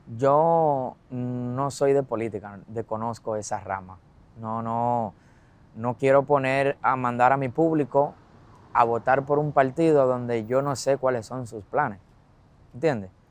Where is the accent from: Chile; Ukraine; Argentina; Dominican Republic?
Dominican Republic